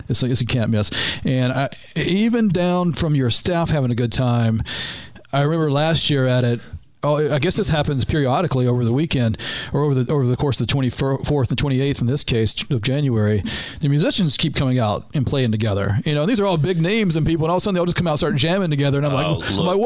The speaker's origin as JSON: {"language": "English", "town": "Atlanta", "region": "Georgia", "country": "United States", "said": "I'm from the Atlanta area. I grew up in the Lakewood Amphitheater"}